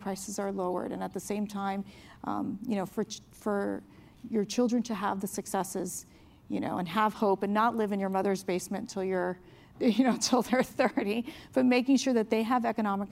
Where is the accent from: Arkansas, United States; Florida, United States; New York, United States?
Florida, United States; Miami; moved away as an adult; now in Washington, United States; I grew up in Miami, I came from a Cuban-American family.